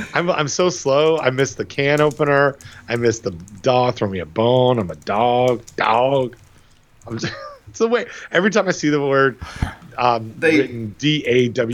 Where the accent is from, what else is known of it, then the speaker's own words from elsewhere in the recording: Toronto, Ontario, Canada; moved away; my hometown Toronto